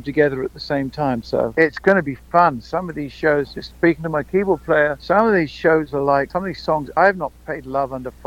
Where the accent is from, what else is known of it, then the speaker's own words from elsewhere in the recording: Hertfordshire, East of England, United Kingdom; also born or lived in Burbank, California; now in Henderson, United States; I'm from Hertfordshire, about 30 miles north of London.